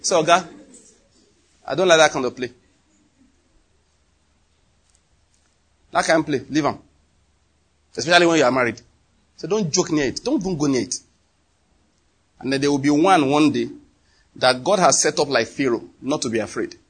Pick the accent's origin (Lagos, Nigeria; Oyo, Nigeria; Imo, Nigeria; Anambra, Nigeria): Anambra, Nigeria; now in Enugu, Nigeria; You know I'm from Anambra.